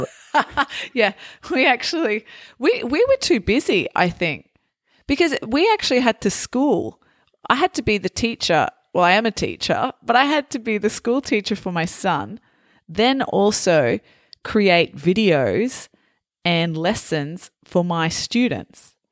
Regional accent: Australia; also born or lived in Italy; for Australians, uh, we're called Aussies

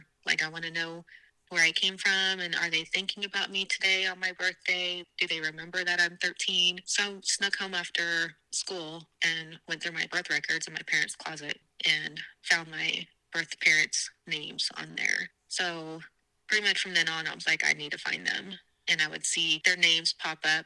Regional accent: South Dakota, United States; I was born in South Dakota

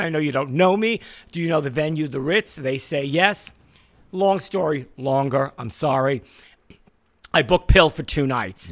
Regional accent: New York City, New York, United States; I grew up in Borough Park.

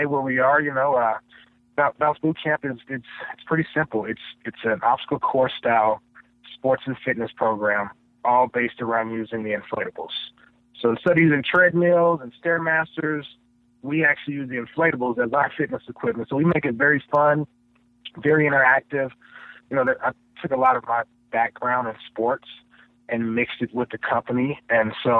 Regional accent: Tulsa, Oklahoma, United States; moved away as an adult; also born or lived in Kansas; I grew up in Tulsa, Oklahoma.

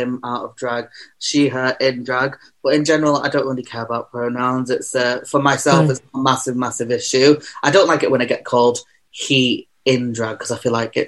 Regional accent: Manchester, North West England, United Kingdom; I was born and bred in Manchester. I am a Manchester queen through and through.

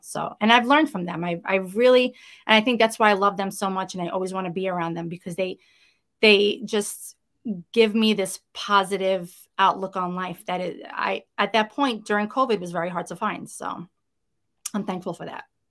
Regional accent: New York City, New York, United States; accent: Brooklyn; I am, uh, born and bred Brooklynite. I grew up in Brooklyn, you know, it's, it's who I am

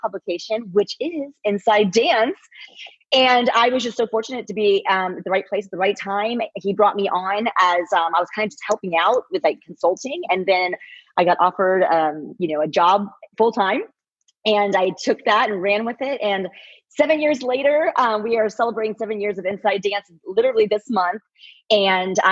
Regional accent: Waldorf, Maryland, United States; moved away as an adult; also born or lived in Los Angeles; I grew up in Maryland, and I actually grew up dancing under Gary Pate when he owned his studio way back in the day in Waldorf, Maryland

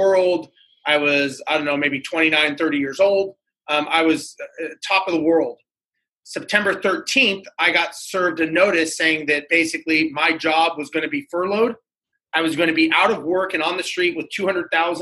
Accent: Los Angeles, California, United States; Born and raised in Los Angeles, grew up there

